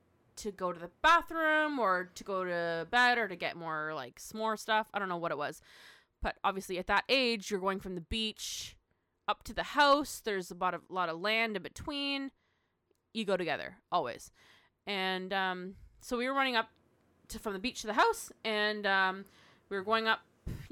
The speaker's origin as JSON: {"language": "English", "country": "Canada", "said": "That's just part of being Canadian."}